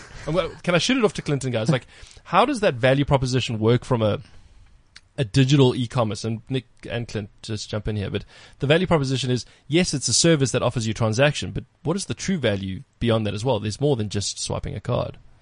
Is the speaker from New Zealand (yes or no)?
no; South Africa; being proudly South African.